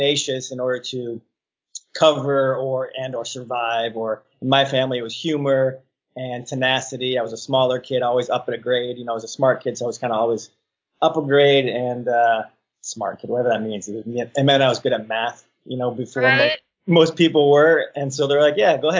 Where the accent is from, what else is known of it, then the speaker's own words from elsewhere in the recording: West Bloomfield, Michigan, United States; moved away; also born or lived in Birmingham, Michigan / Royal Oak, Michigan / Ferndale, Michigan; I grew up in West Bloomfield, Birmingham, and I lived in Royal Oak, Ferndale, before I came out here.